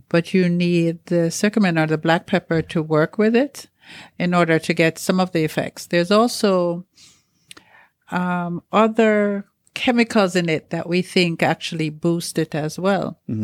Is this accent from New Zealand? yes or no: no; Jamaica; moved away; also born or lived in United States; I grew up in Jamaica in the country